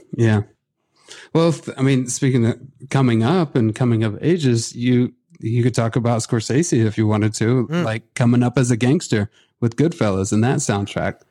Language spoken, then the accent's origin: English; Midwest, United States; also born or lived in Oklahoma; I grew up in the Midwest